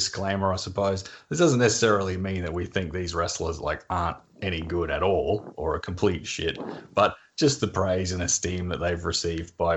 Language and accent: English; Australia; my fellow Aussies